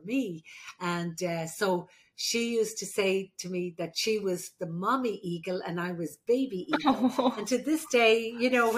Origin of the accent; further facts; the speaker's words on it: Ireland; moved away; I'm the Irish midwife